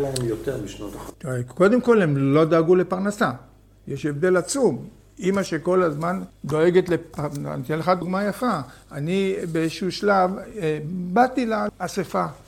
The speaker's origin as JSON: {"language": "Hebrew", "area": "Hatikva Quarter / Kibbutz Gesher HaZiv", "region": "Northern District", "country": "Israel", "tie": "born or raised there", "also_born_or_lived": "Kiryat Haim", "said": "אני נולדתי בשכונת התקווה וגדלתי שם ולמדתי בתלמוד תורה"}